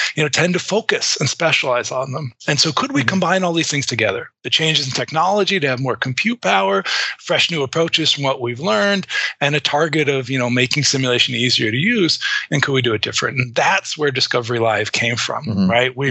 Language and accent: English; Massachusetts, United States; I grew up, you know, in a more rural suburb of Massachusetts. So I'm calling in from Wayland, Massachusetts.